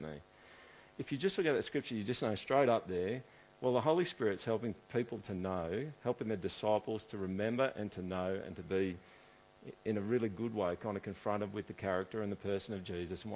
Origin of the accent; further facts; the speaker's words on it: Australia; I'm like dude from Australia who we've never heard of before, who lives in a city that's got 100,000 people in it.